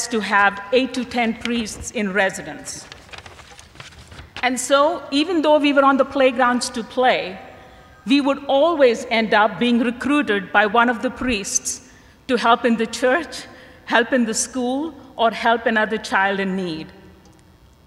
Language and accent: English; India; I grew up in India in a very devout Catholic family